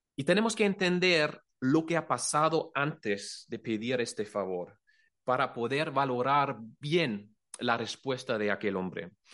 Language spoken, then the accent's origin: Spanish; Germany; Spanish is a second language; moved away as an adult; now in Cullera, Spain; somos de Alemania